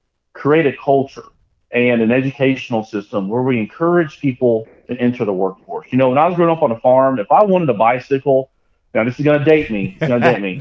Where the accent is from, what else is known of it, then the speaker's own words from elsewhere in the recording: Georgetown, Kentucky, United States; my hometown in Georgetown